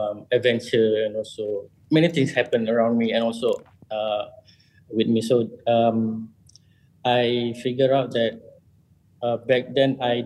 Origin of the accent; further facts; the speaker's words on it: Kuching, Sarawak, Malaysia; I was born in Kuching, Sarawak.